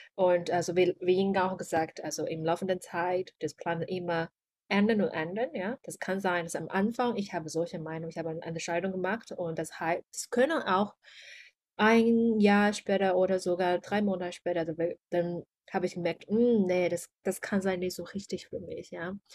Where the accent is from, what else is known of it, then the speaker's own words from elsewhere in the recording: China; German is a second language; moved away as an adult; also born or lived in Germany; ich bin eine Chinesin